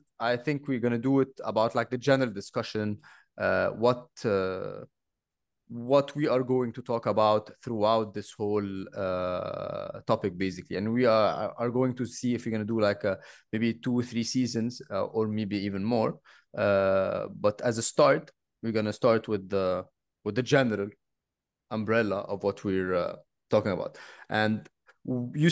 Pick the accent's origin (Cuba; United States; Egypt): Egypt; moved away; also born or lived in Bali; I am actually from Egypt